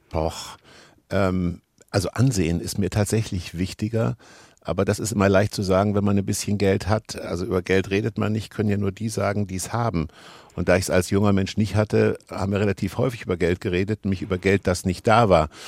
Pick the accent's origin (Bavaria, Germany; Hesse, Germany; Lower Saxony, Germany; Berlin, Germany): Hesse, Germany; Kassel; Ja, ich bin äh, relativ dicht am Wald groß geworden und habe das geliebt über die Dönche, äh, der Kasseläner, die Kasselänerinnen mögen das kennen